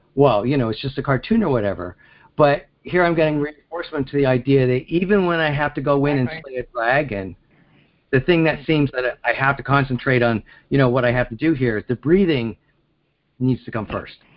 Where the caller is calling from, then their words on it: Pennsylvania, United States; I'm calling from Pennsylvania